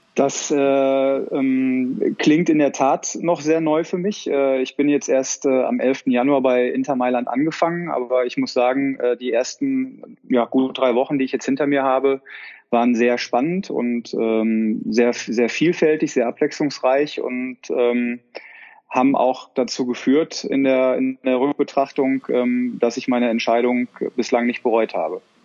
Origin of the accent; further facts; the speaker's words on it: Dortmund, North Rhine-Westphalia, Germany; moved away as an adult; now in Milan, Italy; ich bin gebürtiger Dortmunder, ich bin mit Borussia Dortmund aufgewachsen